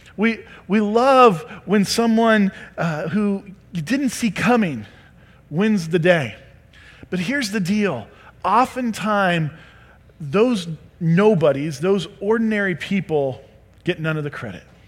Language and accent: English; Creston, United States; I'm a hillbilly from Creston.